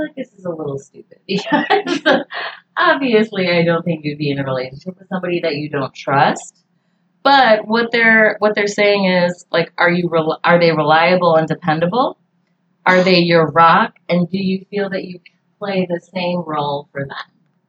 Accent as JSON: {"language": "English", "region": "the North", "country": "United States", "lives_now": "North Carolina, United States", "said": "Like, I'm from the North. I've just moved to North Carolina this year"}